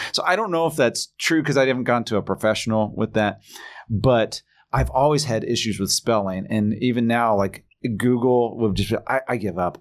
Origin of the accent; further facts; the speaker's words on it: Indiana, United States; I'm from Indiana